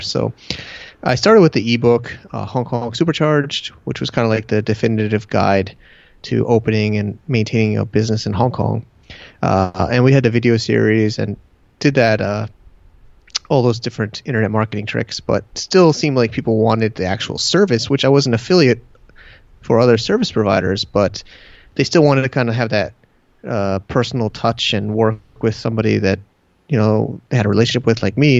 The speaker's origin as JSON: {"language": "English", "region": "Connecticut", "country": "United States", "tie": "born or raised there", "also_born_or_lived": "Manhattan, New York / San Diego", "moved": "as an adult", "lives_now": "China", "said": "my hometown in Connecticut"}